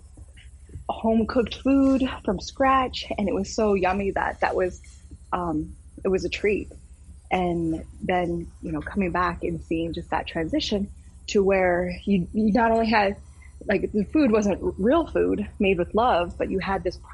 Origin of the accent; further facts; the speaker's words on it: South Dakota, United States; I am state senator from South Dakota